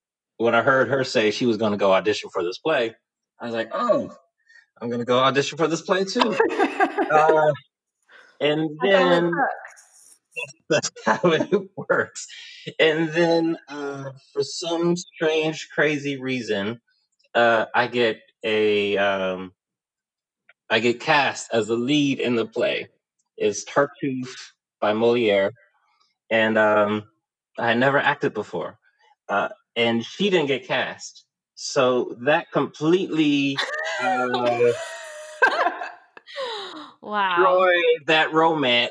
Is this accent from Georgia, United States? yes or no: no; Houston, Texas, United States; I'm originally from Houston, Texas. So my earliest memories are of growing up in the suburbs of Houston, Texas